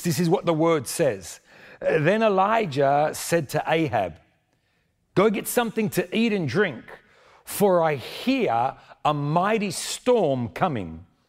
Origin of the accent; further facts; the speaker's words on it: Sydney, New South Wales, Australia; moved away as an adult; now in Argentina; I was born in Sydney, but my family is from Argentina.